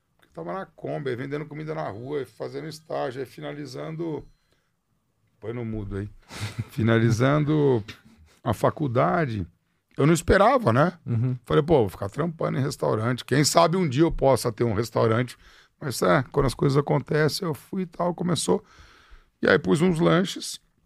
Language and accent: Portuguese; Ribeirão Preto, São Paulo, Brazil; also born or lived in Piracicaba; now in São Paulo, Brazil; Nasci em Piracicaba, morei um tempo em Ribeirão Preto